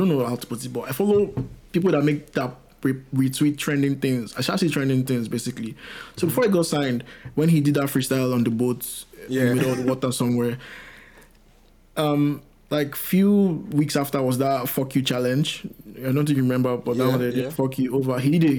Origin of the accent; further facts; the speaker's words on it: Nigeria; as a Nigerian guy.